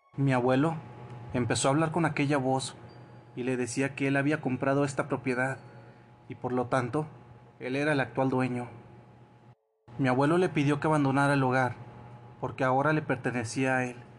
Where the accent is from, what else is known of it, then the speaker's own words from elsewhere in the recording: Ecuador; soy de Ecuador.